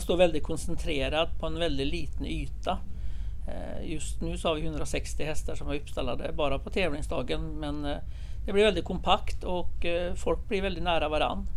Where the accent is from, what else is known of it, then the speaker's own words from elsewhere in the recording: Norway; now in Sweden; jag kommer från Norge